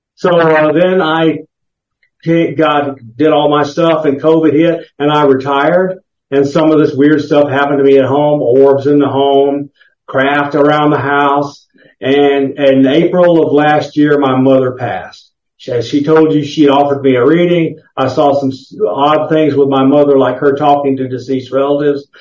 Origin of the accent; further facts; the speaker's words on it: the South, United States; I grew up in the South